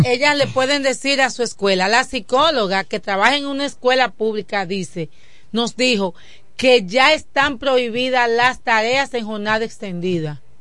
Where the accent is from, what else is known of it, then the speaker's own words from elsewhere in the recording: Dominican Republic; nos identificaba como dominicanos.